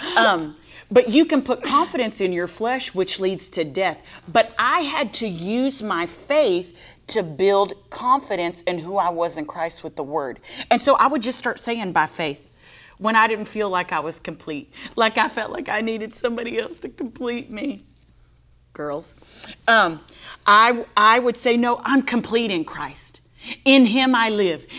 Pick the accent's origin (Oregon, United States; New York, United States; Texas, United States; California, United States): Texas, United States; I'm from Texas